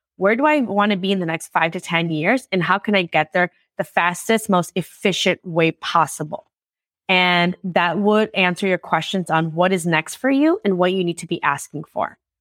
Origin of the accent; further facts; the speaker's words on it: Chicago, Illinois, United States; I'm from Chicago.